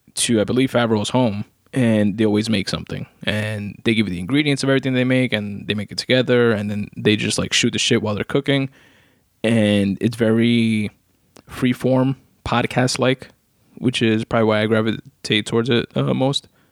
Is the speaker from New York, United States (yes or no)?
yes; New York City, New York, United States; I'm not from the Bronx, I'm from Queens, but still New York